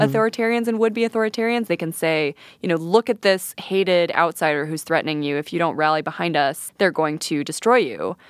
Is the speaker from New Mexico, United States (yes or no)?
yes; Santa Fe, New Mexico, United States; I'm from Santa Fe, which is a pretty, you know, left-leaning and sometimes kooky place.